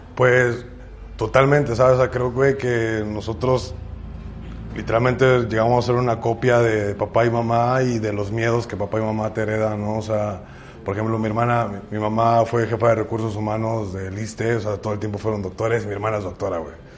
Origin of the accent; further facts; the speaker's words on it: Ciudad Valles, San Luis Potosí, Mexico; soy de Ciudad Valles, que no tenemos como artistas referentes de aquí